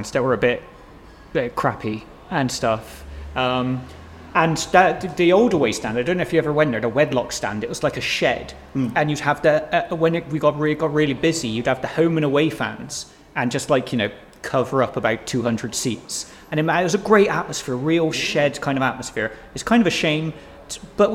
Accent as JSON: {"language": "English", "town": "Bristol", "region": "South West England", "country": "United Kingdom", "said": "I come from North Bristol"}